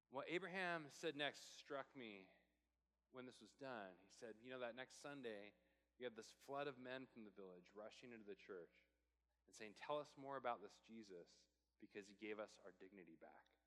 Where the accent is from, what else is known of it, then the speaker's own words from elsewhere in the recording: Portland, Oregon, United States; I'm from Portland